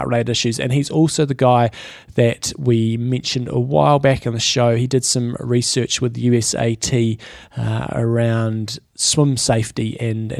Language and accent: English; United Kingdom; We're a British family